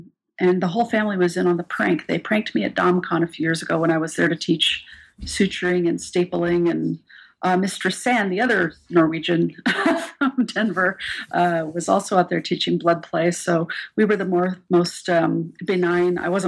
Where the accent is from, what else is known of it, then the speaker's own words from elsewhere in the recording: Germany; born there; My dad was in the Air Force, so we sort of lived all over the place, and I was born in Germany.